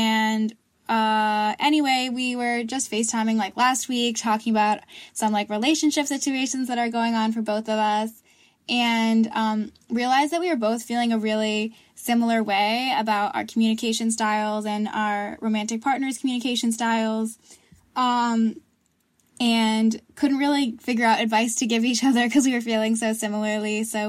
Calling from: Vermont, United States; I'm calling in from Vermont

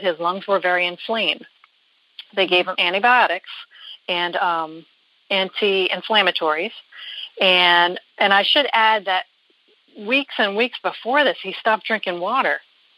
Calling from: New Jersey, United States; I'm from New Jersey.

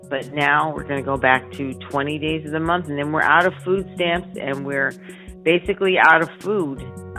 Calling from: San Diego, California, United States; I'm calling from San Diego.

